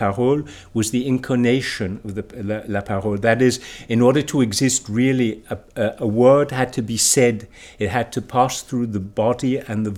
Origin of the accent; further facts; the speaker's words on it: United States; moved away; I was born in Barbaria